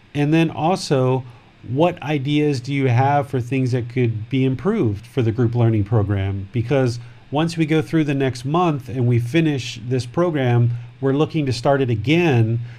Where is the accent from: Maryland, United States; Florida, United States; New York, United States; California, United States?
Maryland, United States; now in Thailand; I grew up right there